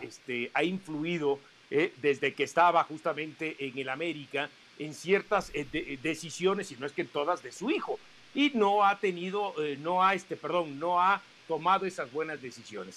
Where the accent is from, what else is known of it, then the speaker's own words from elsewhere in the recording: Mexico; somos mexicanos